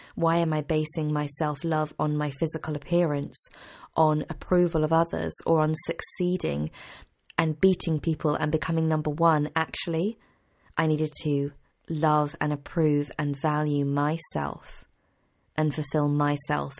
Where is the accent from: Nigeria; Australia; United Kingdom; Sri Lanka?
United Kingdom; Cheltenham, South West England; my hometown in Cheltenham in Gloucestershire